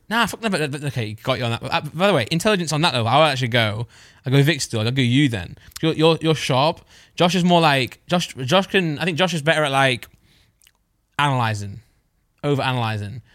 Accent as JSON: {"language": "English", "region": "East Midlands", "country": "United Kingdom", "said": "I'm from the East Midlands"}